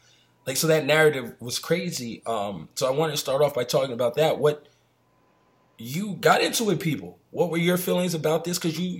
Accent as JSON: {"language": "English", "region": "New York", "country": "United States", "tie": "born or raised there", "also_born_or_lived": "Puerto Rico", "said": "I am Puerto Rican. I was born in New York."}